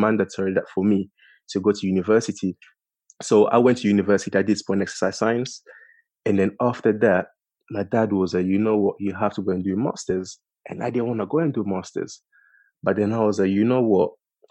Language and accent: English; London, United Kingdom; I'm from King's Cross, you know, Angel